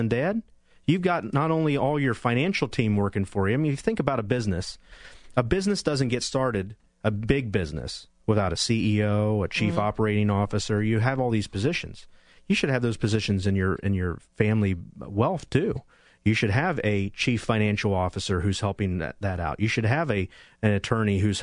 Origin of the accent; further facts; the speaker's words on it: Cincinnati, Ohio, United States; I grew up in Cincinnati, Ohio